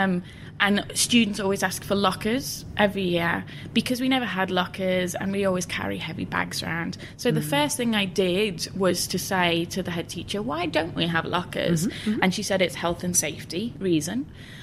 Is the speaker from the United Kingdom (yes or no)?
yes; Liverpool, North West England, United Kingdom; I grew up in West Everton in Liverpool in the 80s